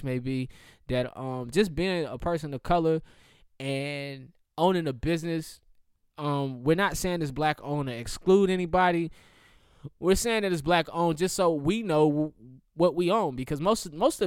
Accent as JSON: {"language": "English", "town": "Charlotte", "region": "North Carolina", "country": "United States", "tie": "born or raised there", "said": "growing up in Charlotte"}